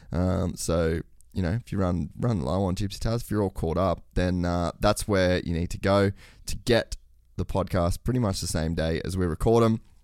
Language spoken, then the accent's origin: English; Australia; moved away; I come from Oz too